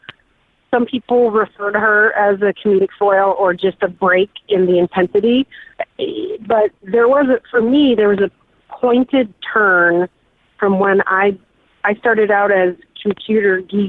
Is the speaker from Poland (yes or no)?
no; United States; I know nothing about my background because I'm American